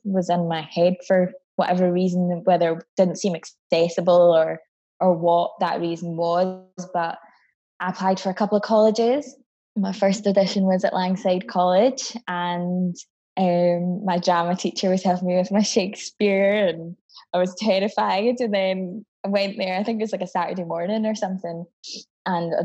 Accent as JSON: {"language": "English", "region": "Scotland", "country": "United Kingdom", "tie": "born or raised there", "also_born_or_lived": "Barbados", "said": "I moved here to Scotland from Barbados when I was 8"}